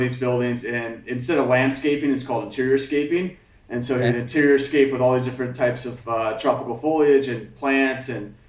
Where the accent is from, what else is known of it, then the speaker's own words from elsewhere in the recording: Alaska, United States; also born or lived in Hamakua Coast, Hawaii; now in Hawaii, United States; And I grew up in Alaska.